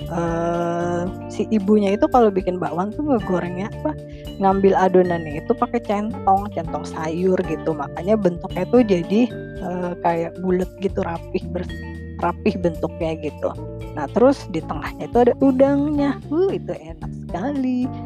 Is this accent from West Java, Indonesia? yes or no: yes; Bandung, West Java, Indonesia; Kalau saya kan orang Bandung ya. Jadi si bawan ini mah kalau di Jawa Barat itu disebutnya bala-bala gitu ya.